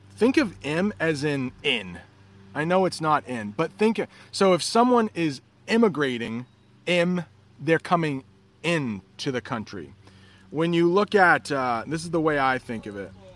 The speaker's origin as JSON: {"language": "English", "country": "United States", "said": "I'm an American"}